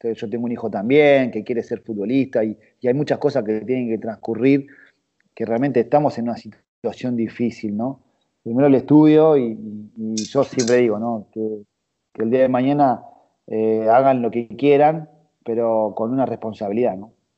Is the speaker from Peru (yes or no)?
no; Buenos Aires, Argentina; yo nací, nací en el barrio de Saavedra